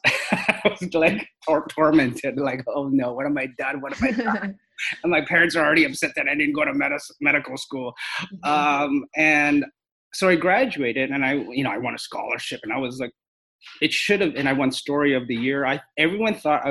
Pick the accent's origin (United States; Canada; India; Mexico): Canada; also born or lived in Hong Kong; this Canadian Asian guy who's a TV host/actor